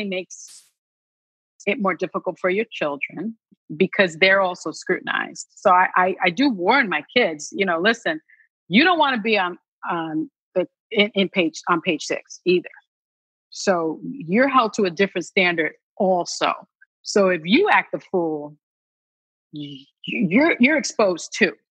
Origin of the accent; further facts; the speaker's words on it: New York City, New York, United States; I grew up in the South Bronx.